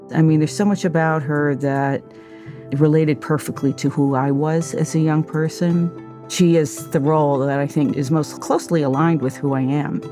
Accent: United States; as an American

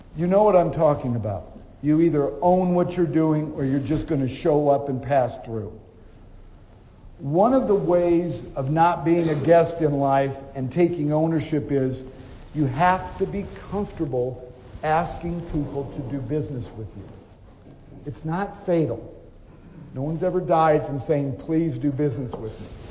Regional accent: Omaha, Nebraska, United States; moved away as an adult; now in Dallas, United States; I grew up in Omaha, and later after my school years, I moved to Dallas, Texas.

